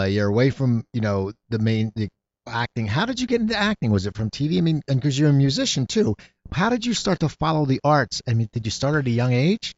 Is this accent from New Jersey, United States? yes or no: yes; New Jersey, United States; now in Los Angeles, United States; as a kid growing up in New Jersey